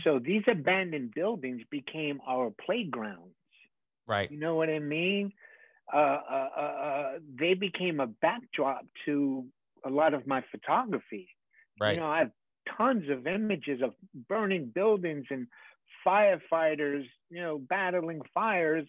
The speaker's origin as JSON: {"language": "English", "town": "New York City", "region": "New York", "country": "United States", "tie": "born or raised there", "said": "growing up in the Bronx at that time"}